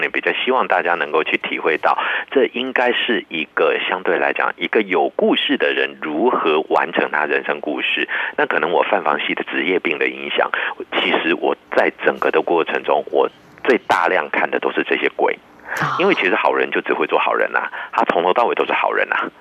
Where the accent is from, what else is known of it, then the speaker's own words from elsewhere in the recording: Taiwan; 我们台湾人